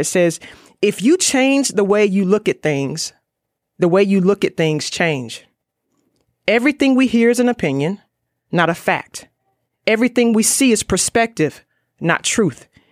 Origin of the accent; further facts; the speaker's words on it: Raleigh, North Carolina, United States; I'm from Raleigh, North Carolina